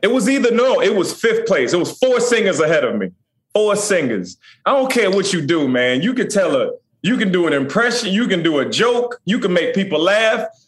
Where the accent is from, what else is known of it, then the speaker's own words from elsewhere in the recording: Chesapeake, Virginia, United States; I'm from Chesapeake, Virginia